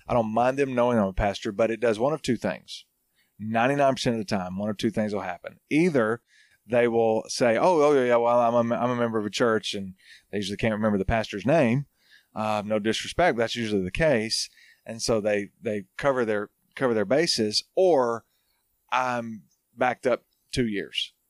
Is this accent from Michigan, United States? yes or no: no; Hartselle, Alabama, United States; moved away as an adult; also born or lived in Arkansas / Auburn, Alabama / New Orleans, Louisiana; now in Franklin, Tennessee, United States; I'm from North Alabama, small town called Hartsville